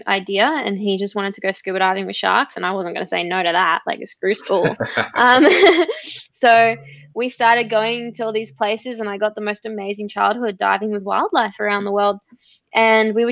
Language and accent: English; Gold Coast, Queensland, Australia; born or raised there